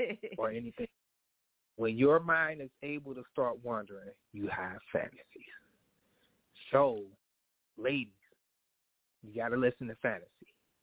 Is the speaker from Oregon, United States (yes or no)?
no; Cincinnati, Ohio, United States; I live in Ohio. You know, I'm born and raised in Cincinnati, Ohio.